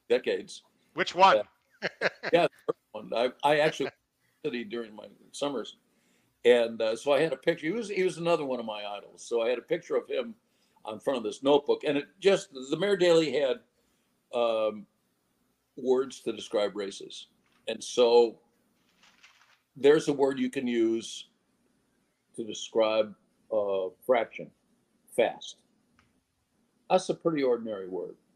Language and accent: English; Ireland; but I'm Irish. We like to tell stories